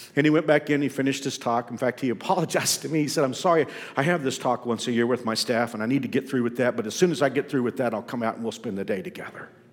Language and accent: English; Texas, United States; Growing up in Texas, we often heard the Cowboys referred to as America's team